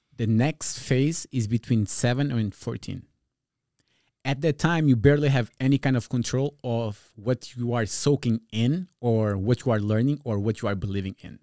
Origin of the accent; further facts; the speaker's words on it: Portugal; first language Portuguese Creole; English is a second language; also born or lived in New Jersey, United States; now in California, United States; I'm originally from Portugal, from a, a neighborhood, like, tough neighborhood.